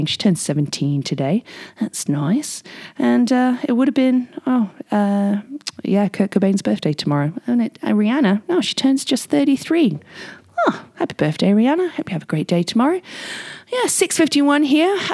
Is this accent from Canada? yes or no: no; England, United Kingdom; accent: Aussie; And uh, I know I'm English uh, with a bit of an Aussie accent, but this one is a beauty.